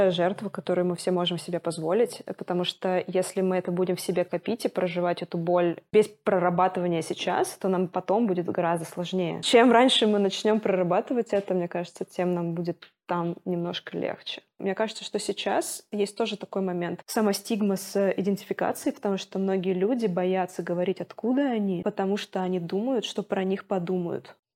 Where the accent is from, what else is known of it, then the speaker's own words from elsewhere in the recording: Moscow, Russia; moved away; нужно сказать, я из Москвы, я бежала из Москвы, я против войны.